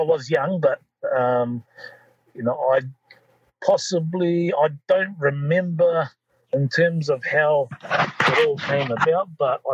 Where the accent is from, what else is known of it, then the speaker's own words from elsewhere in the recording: Waitara, Taranaki, New Zealand; my hometown in Waitara, in just north of New Plymouth in Taranaki. And you know, I grew up there